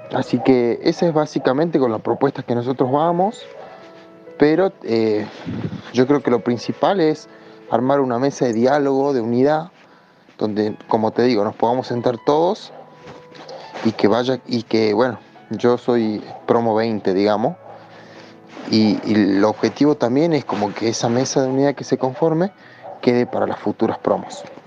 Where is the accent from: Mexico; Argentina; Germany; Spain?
Argentina; El Carmen, Jujuy; soy de Jujuy, eh, de una localidad del interior que se llama El Carmen